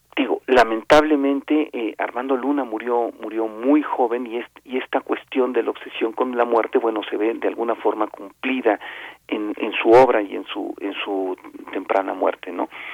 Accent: Mexico

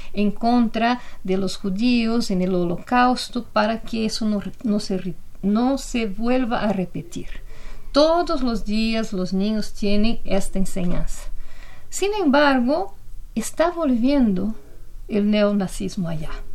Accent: Brazil; now in Mexico; lo que pasa en mi país

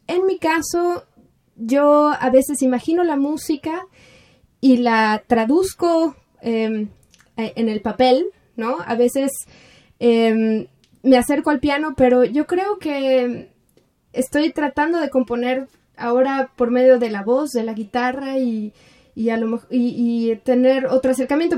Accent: Mexico; moved away; Yo, yo soy orgullosamente mexicana

